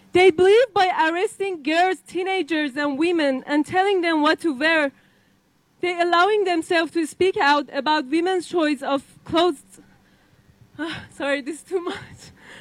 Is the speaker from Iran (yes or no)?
yes; Iran; moved away; my home country, the Islamic Republic of Iran